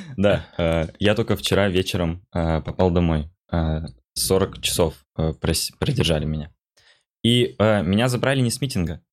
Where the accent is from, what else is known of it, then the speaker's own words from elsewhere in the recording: Khabarovsk, Khabarovsk Krai, Russia; now in Moscow, Russia; я из Хабаровска